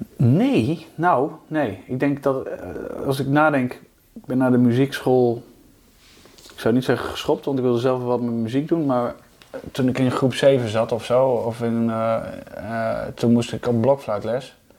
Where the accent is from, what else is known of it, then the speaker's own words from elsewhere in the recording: Hoogeveen, Drenthe, Netherlands; ik kom oorspronkelijk uit Hogeveen, dus ik speelde bij VV De Weide